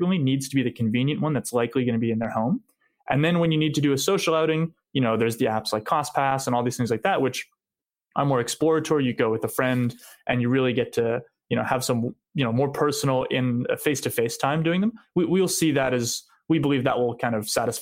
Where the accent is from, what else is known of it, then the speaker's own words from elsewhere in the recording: Montreal, Quebec, Canada; we grew up in Montreal